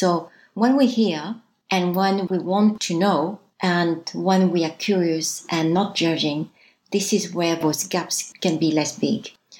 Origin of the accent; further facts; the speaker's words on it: south of France, France; moved away as an adult; also born or lived in United States / Japan / Hong Kong / Australia; now in Vietnam; I'm a Vietnamese from overseas. So I was born in France. So you might hear the accent. I was born in the south of France and stayed there till 22. And after I did my MBA in the States, I worked overseas in Japan and Hong Kong, China